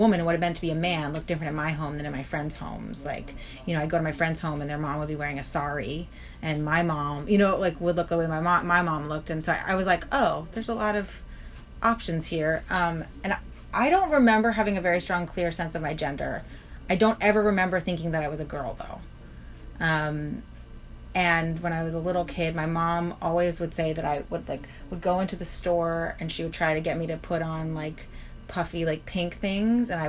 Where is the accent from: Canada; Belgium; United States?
United States; New York City, New York; I'm super New York. Yes, I'm very New York.